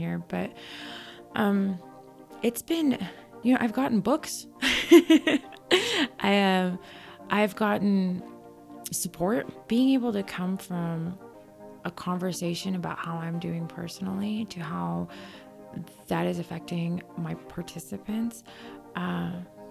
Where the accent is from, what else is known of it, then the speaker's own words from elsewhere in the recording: United States; I grew up in the United States. I got my education here. And when I say education, I mean like elementary school, middle school, and high school